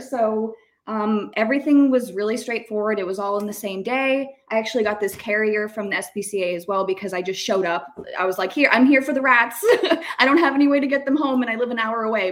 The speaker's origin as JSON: {"language": "English", "town": "Tampa", "region": "Florida", "country": "United States", "said": "I'm from Tampa. I've been here a very long time"}